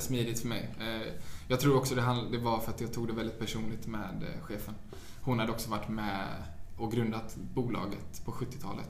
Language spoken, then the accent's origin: Swedish; Sweden; moved away as an adult; now in New York, United States; jag är 22, jag är svensk, jag har knappt varit i New York